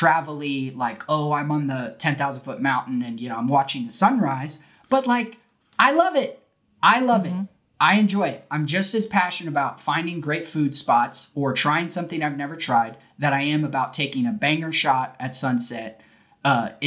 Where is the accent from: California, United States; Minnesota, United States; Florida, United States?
California, United States; now in Texas, United States; I was born in California